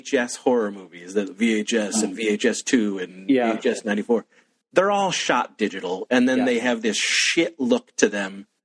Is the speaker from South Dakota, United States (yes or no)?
no; Wellsville, New York, United States; where I grew up in Wellsville, New York